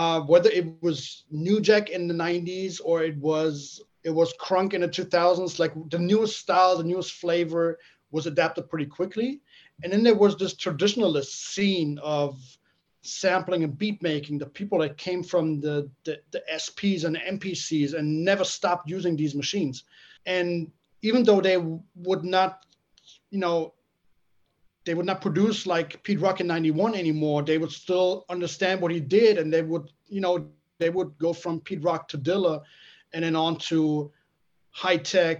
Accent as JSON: {"language": "English", "town": "Frankfurt", "region": "Hesse", "country": "Germany", "tie": "born or raised there", "said": "my hometown, Frankfurt"}